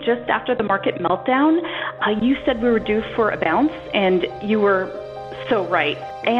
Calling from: Northern California, United States; I'm calling from Northern California.

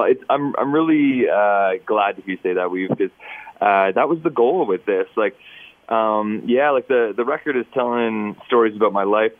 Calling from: Edmonton, Alberta, Canada; Right now, I'm calling from Edmonton.

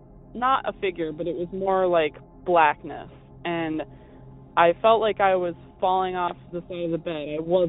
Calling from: Eastern Massachusetts, United States; also born or lived in Bridgewater, Massachusetts; I'm calling from Eastern Massachusetts.

